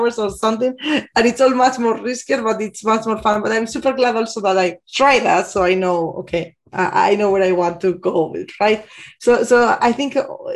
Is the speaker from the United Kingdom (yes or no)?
no; Bilbao, Basque Country, Spain; moved away as an adult; also born or lived in Amsterdam, Netherlands / Barcelona, Spain / Madrid, Spain; now in Munich, Germany; working in the beginning in Bilbao, in my hometown in Spain.